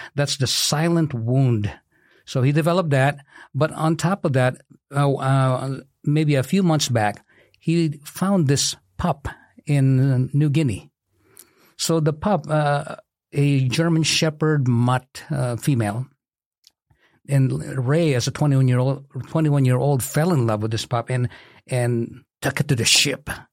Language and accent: English; Philippines; moved away as an adult; also born or lived in Kankakee County, Illinois; now in Bourbonnais, United States; I'm originally from the Philippines. I immigrated in the U S A in nineteen eighty-six as a physical therapist